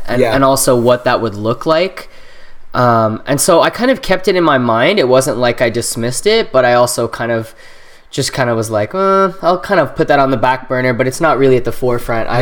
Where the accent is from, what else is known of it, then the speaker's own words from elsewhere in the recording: Canada; also born or lived in Trinidad and Tobago; I was born in Trinidad and Tobago, right, and that was where I was born, and then my family and I migrated to Canada when I was 2